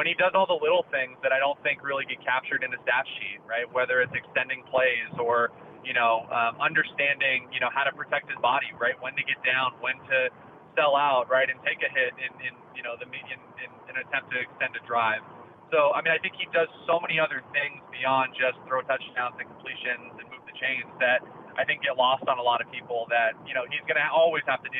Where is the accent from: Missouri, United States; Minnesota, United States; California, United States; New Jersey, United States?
California, United States; Southern; also born or lived in South Bend, Indiana; I grew up in Southern California. My family's all here. We now live here